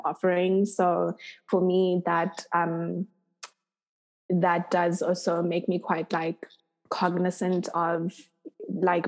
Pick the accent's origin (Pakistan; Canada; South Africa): South Africa; my experience as a South African person